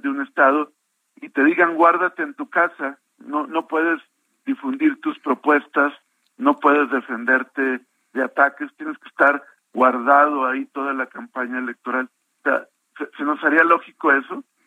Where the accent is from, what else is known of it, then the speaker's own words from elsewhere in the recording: Coahuila, Mexico; como coahuilense y como ciudadano